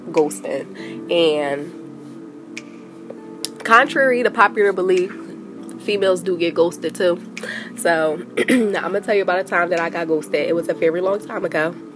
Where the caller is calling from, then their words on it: Delaware, United States; I'm calling from Delaware.